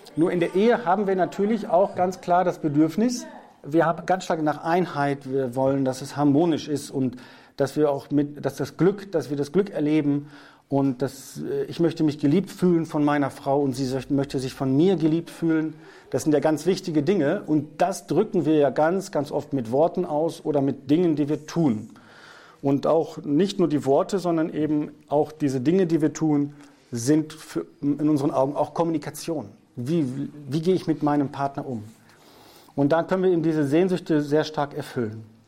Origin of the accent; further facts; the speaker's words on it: North Rhine-Westphalia, Germany; first language German; Ich bin aus Westfalen, Nordrhein-Westfalen